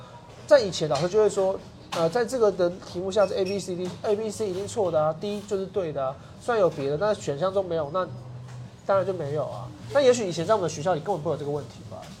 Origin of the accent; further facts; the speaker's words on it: Kaohsiung, Taiwan; moved away as an adult; now in Taipei, Taiwan; 身为高雄人，